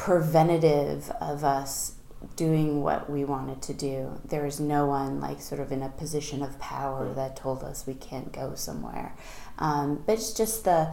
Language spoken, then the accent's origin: English; Concord, New Hampshire, United States; I grew up in Concord